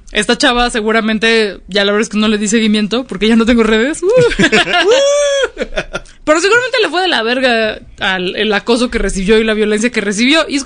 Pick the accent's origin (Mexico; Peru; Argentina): Mexico; Mexico City; yo súper soy esa gringa, pero en chilanga.